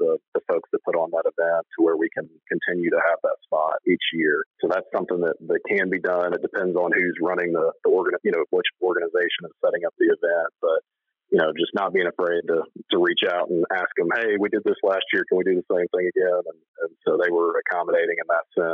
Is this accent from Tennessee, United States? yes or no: yes; Collierville, Tennessee, United States; also born or lived in Knoxville, Tennessee; I moved here when I was really young to Collierville, and so I've always been here and grown up here.